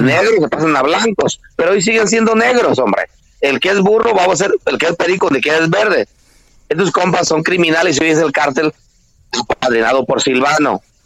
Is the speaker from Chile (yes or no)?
no; Tancítaro, Michoacán, Mexico; aquí en Michoacán las autodefensas solo existen en mi pueblo que es Tancítaro